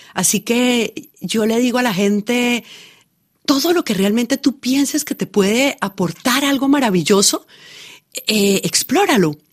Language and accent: Spanish; Colombia